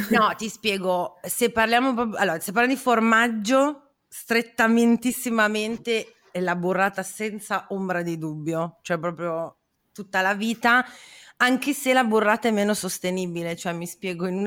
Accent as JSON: {"language": "Italian", "town": "Parma", "region": "Emilia-Romagna", "country": "Italy", "tie": "born there", "said": "io proprio sono nata a Parma, quindi mio padre è pugliese"}